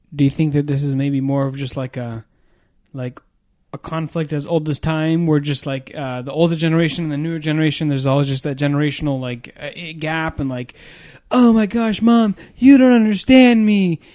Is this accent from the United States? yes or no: yes; United States; I was born here in America